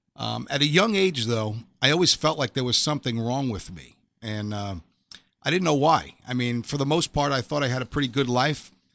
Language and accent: English; New York City, New York, United States; I grew up in Staten Island, New York